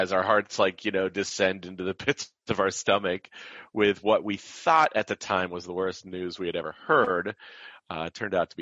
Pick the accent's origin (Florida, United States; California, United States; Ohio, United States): Ohio, United States; Canton; also born or lived in Chicago, Illinois; now in Medina, United States; I grew up in Canton, Ohio